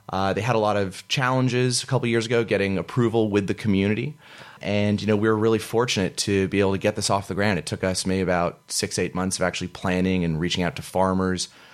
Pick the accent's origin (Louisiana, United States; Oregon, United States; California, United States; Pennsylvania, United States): California, United States; San Francisco; moved away as an adult; growing up in North Beach